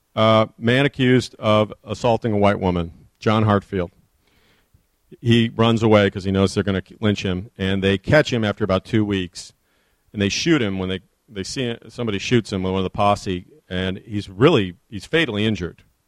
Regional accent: Chicago, Illinois, United States; also born or lived in Detroit; I grew up in Chicago

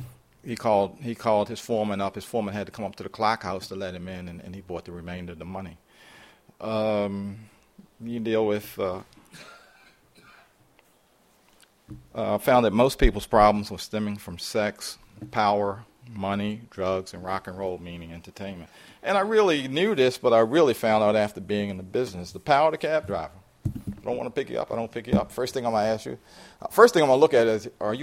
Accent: Baltimore, Maryland, United States; this is my hometown. I mean, I'm a native Baltimorean, lived there all my life.

